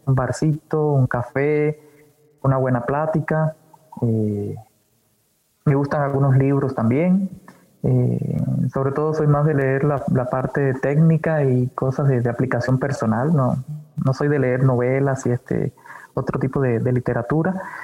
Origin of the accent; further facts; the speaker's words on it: Cuba; moved away as an adult; also born or lived in Havana, Cuba / Brazil; now in Mexico; de nacimiento en Cuba nací en La Habana, pero desde muy pequeño siempre, eh, me fui a vivir con mi familia a un pueblo y era un pueblo de campo